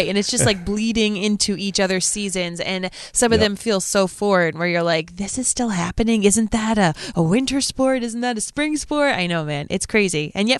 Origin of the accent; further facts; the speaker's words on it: Providence, Rhode Island, United States; I'm from Providence